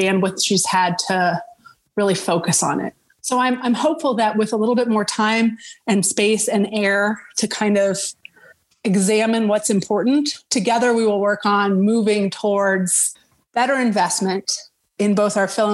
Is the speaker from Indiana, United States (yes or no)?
no; Denver, Colorado, United States; moved away as an adult; also born or lived in Seattle / Boston; I am from Denver and I'm living in Denver again